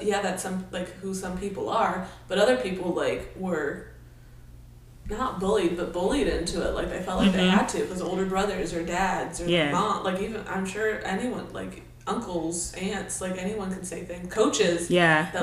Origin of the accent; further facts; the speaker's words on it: Pittsburgh, Pennsylvania, United States; I'm from Pittsburgh